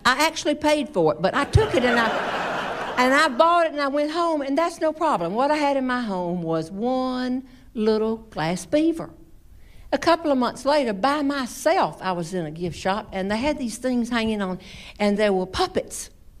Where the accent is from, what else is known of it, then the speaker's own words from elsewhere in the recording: the South, United States; growing up in the South has been wonderful.